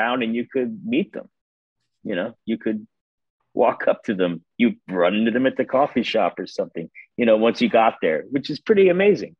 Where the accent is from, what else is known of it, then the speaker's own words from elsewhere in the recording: Indianapolis, Indiana, United States; now in New York, United States; I grew up in Indianapolis, Indiana